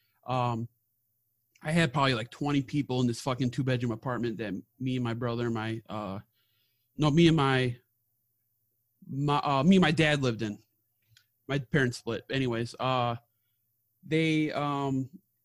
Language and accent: English; Milwaukee, Wisconsin, United States; I was raised in Milwaukee area